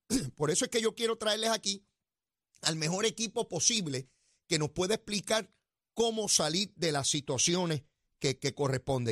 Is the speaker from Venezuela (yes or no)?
no; Puerto Rico